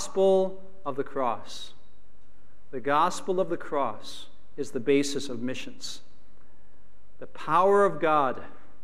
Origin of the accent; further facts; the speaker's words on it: Chicago, Illinois, United States; also born or lived in Philippines; I was actually born and raised in Chicago